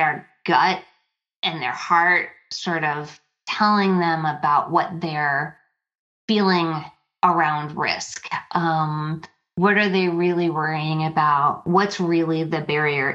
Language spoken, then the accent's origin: English; Minnesota, United States; my home state here, the great